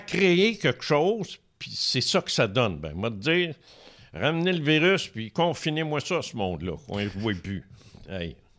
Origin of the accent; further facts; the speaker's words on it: Quebec City, Quebec, Canada; moved away as an adult; also born or lived in Trois-Rivières; je viens de Québec. Alors, euh, en 82, j'ai déménagé ici